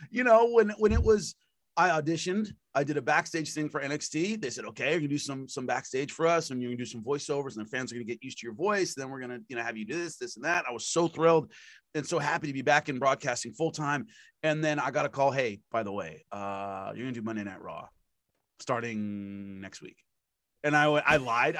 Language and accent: English; Los Angeles, California, United States; I am from Los Angeles, California